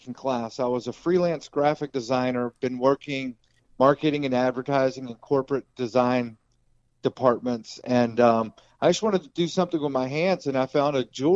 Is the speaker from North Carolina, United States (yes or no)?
yes; Asheville, North Carolina, United States; I grew up in Asheville